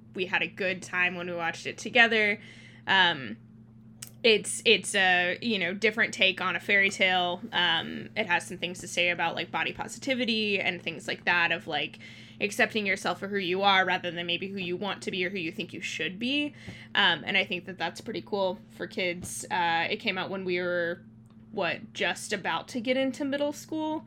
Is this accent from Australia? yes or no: no; Thailand; moved away; I grew up in Thailand